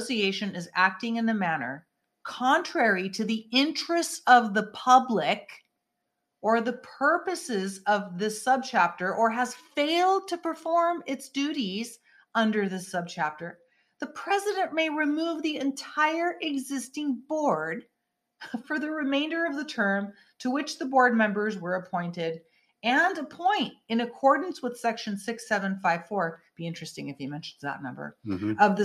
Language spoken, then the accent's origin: English; Northern California, United States; I'm from NorCal